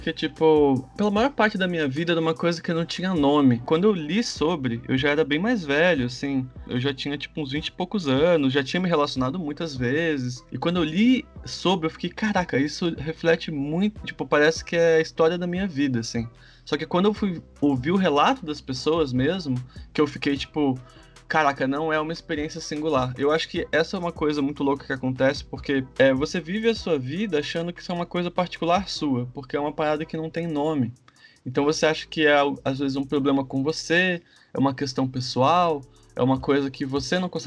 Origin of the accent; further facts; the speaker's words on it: Manaus, Amazonas, Brazil; born there; Eu nasci em Manaus, mas eu morei em muitos estados já, então sou bem brasileiro, né?